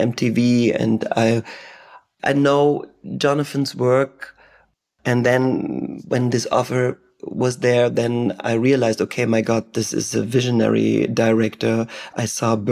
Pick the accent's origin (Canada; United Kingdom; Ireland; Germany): Germany; first language German; English is a second language; German is my native language